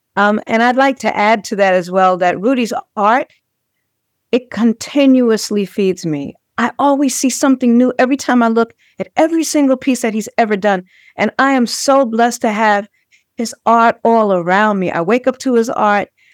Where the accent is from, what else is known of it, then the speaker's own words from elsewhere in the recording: New York City, New York, United States; when I was a little girl, um, born and raised in Brownsville, Brooklyn